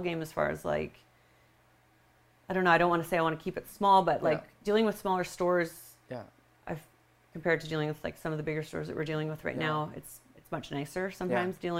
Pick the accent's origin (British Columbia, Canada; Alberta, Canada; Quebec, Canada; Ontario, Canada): British Columbia, Canada; Abbotsford; it's my hometown